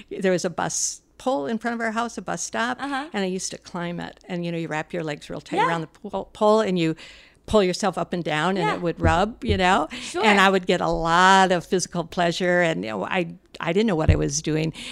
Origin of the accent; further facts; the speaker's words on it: Midwest, United States; I'm from the Midwest.